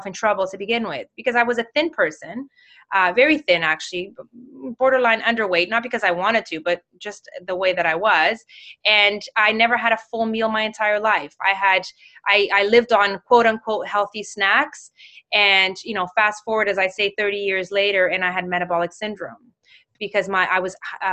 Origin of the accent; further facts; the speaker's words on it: Mozambique; moved away; also born or lived in Toronto; I'm from Mozambique